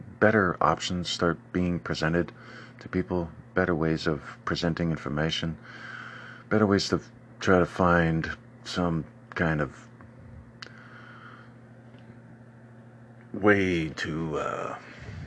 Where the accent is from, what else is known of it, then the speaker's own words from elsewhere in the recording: Oak Harbor, Washington, United States; my hometown, Old Carver, Washington